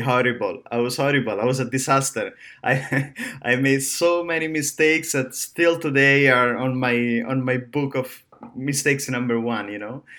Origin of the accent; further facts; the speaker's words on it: Rome, Lazio, Italy; now in Miami, United States; I'm from Rome, uh, Italy.